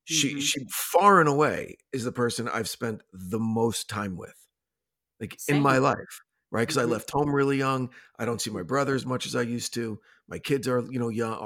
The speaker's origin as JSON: {"language": "English", "region": "New Jersey", "country": "United States", "tie": "born or raised there", "moved": "yes", "lives_now": "Los Angeles, United States", "said": "the type of upbringing that you get in Jersey or the way that I got, that's who you are"}